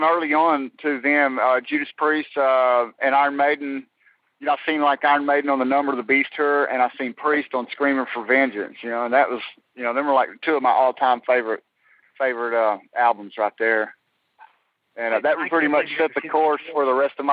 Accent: Denison, Texas, United States; We are all from Denison, Texas

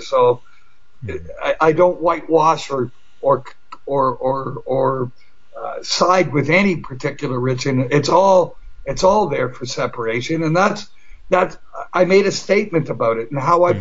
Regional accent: Toronto, Ontario, Canada

